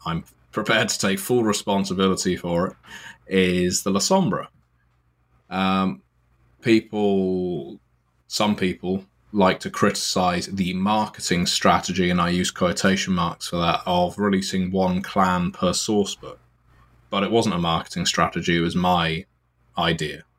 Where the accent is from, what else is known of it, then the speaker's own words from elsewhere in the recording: United Kingdom; I am from Britain